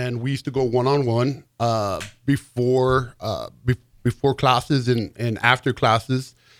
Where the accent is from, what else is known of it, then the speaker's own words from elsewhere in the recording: El Paso, Texas, United States; now in Lincoln, United States; No, I'm actually originally from El Paso, Texas. We came to Nebraska. My dad was in the military.